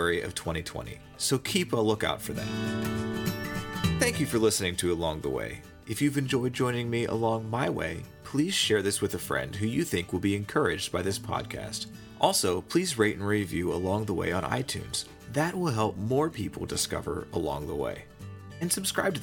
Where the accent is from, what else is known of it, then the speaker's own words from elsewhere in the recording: Pittsburgh, Pennsylvania, United States; I'm from Pittsburgh